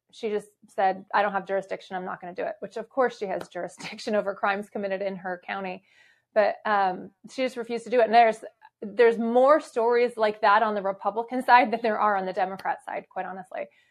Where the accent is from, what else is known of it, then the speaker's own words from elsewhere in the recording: Arizona, United States; also born or lived in Michigan; I was actually born in Michigan, but I was raised in Arizona